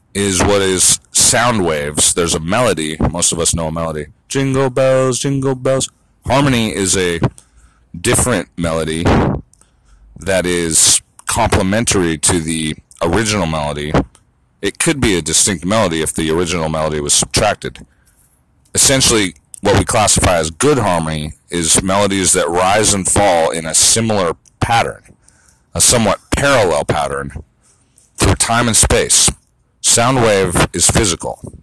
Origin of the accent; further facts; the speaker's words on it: United States; also born or lived in West Hollywood, Los Angeles; I'm an American, dude.